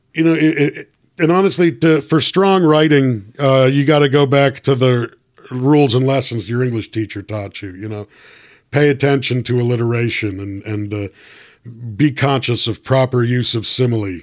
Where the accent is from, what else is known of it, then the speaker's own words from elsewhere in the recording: Toronto, Ontario, Canada; I'm originally from Toronto